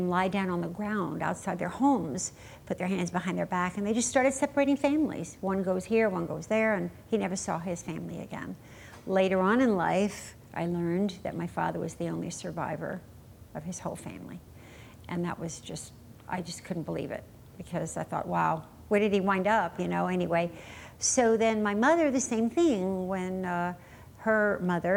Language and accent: English; New York City, New York, United States; also born or lived in Germany; grew up in New York City, my young life